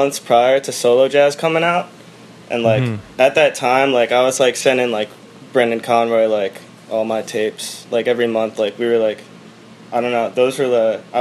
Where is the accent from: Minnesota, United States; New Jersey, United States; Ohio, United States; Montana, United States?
New Jersey, United States; Mahwah; Jersey's home, boy. I grew up in Mahwah, which is like northern Jersey